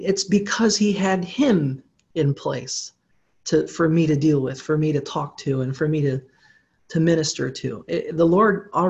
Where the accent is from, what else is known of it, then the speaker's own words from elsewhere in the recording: Philippines; Well, you know, being I grew up in the Philippines, I do speak Tagalog.